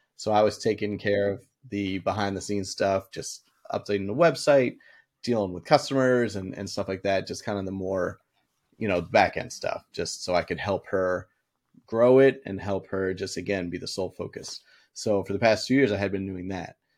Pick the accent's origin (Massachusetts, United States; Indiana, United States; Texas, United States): Massachusetts, United States; Boston; I grew up in Boston